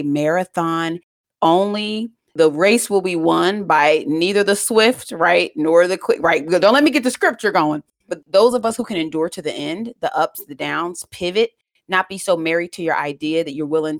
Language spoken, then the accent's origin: English; United States; I grew up actually right outside of Washington, D.C. in a single parent household, and I am Jamaican